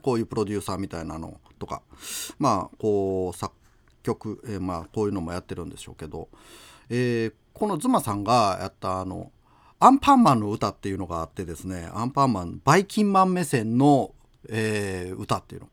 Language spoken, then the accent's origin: Japanese; Aki, Kochi, Japan; now in Imabari, Japan; 僕のふるさと、高知県、安芸市